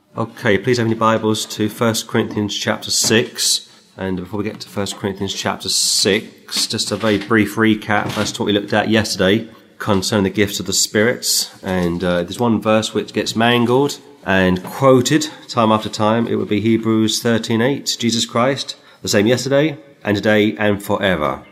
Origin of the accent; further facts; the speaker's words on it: England, United Kingdom; as an English uh, citizen